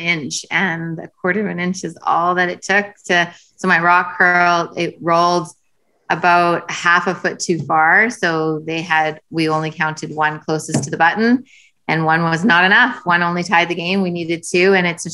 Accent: Winnipeg, Manitoba, Canada; moved away as an adult; now in Ontario, Canada; I live in Ontario now because I moved for my husband, but I was born in Winnipeg, so I still represent Winnipeg at the national championship

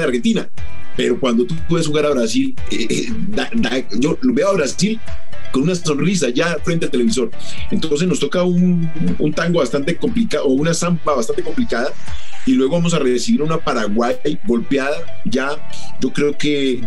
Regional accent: Colombia; nosotros como colombianos

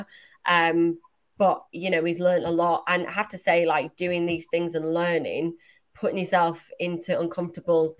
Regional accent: Manchester, North West England, United Kingdom; moved away; I'm from Manchester originally

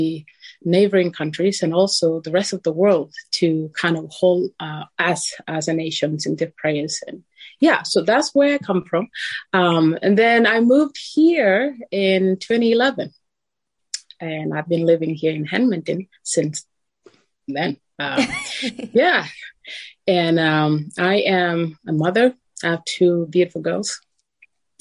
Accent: South Sudan; moved away as an adult; now in Canada; living in South Sudan, once it was all I know, and that was a part of growing up, is knowing that there was so much war going

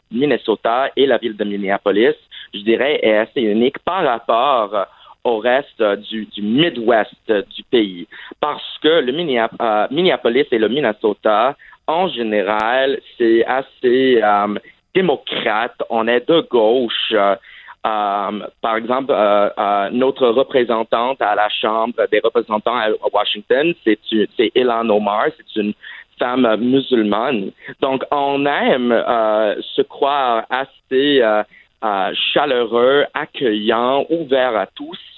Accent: Saudi Arabia; French is a second language; also born or lived in Vermont, United States; Ah, en fait, j'ai grandi à l'étranger et euh, en fait, j'ai grandi en Arabie Saoudite, mais malheureusement, je n'avais pas l'occasion d'apprendre l'arabe.

